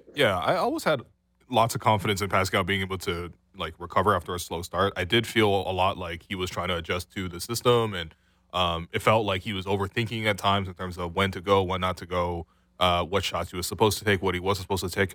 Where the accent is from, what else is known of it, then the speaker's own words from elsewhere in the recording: Canada; we're both Canadian.